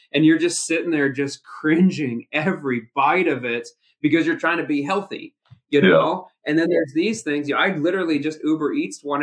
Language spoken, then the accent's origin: English; Midwest, United States; I'm from the Midwest, meat and potatoes